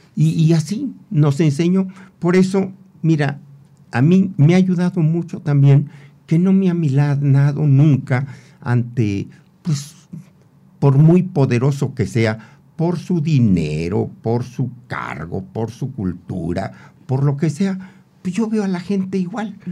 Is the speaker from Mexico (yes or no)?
yes; Temimilcingo, Morelos, Mexico; yo provengo de una familia muy muy pobre eh, allá en mi pueblo natal Temimilcingo